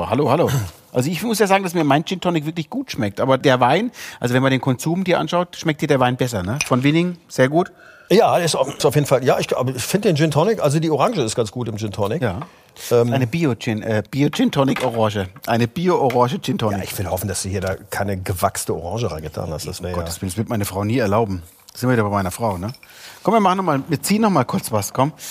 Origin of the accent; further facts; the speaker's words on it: Bremen, Germany; Ich bin gebürtiger Bremer.